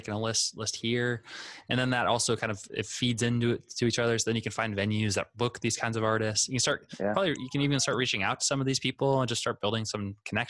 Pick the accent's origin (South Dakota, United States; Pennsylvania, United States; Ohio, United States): South Dakota, United States; now in Orlando, United States; because I moved here, so I don't technically like I came from South Dakota, so I don't have a lot of like, you know, friends nearby that are performing out live.